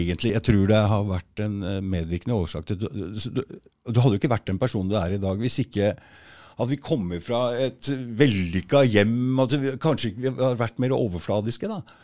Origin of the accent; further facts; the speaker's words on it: Norway; nordmenn vi er jo vokst opp altså vi, tradisjonelt altså, Vinter, isolert i hytter og hus